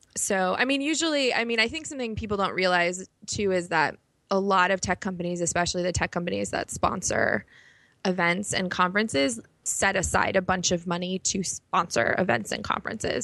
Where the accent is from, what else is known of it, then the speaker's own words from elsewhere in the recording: Chicago, Illinois, United States; moved away as an adult; also born or lived in New York; I grew up in Chicago.